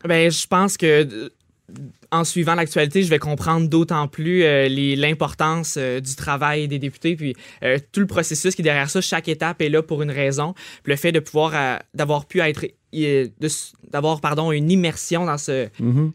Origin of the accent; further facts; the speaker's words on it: Trois-Rivières, Quebec, Canada; je viens de Trois-Rivières, collège je La Flèche.